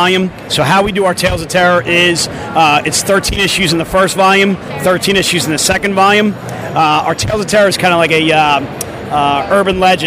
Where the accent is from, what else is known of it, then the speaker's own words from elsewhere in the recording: Abington, Pennsylvania, United States; I was born and raised in Abington. I went to Abington High School.